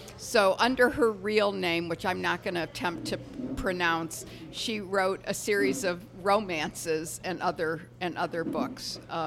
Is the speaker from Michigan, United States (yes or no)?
yes; Detroit, Michigan, United States; Detroit, my hometown